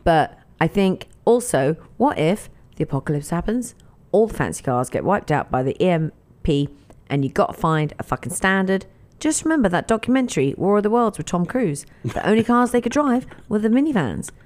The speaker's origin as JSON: {"language": "English", "region": "England", "country": "United Kingdom", "tie": "born or raised there", "moved": "yes", "lives_now": "United States", "said": "I grew up in England"}